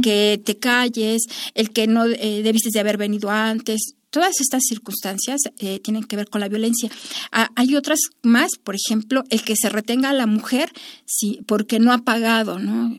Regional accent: Mexico

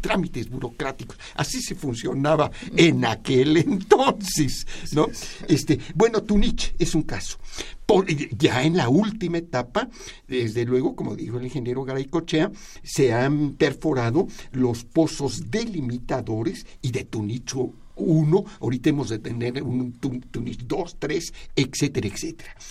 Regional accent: Mexico; como mexicanos

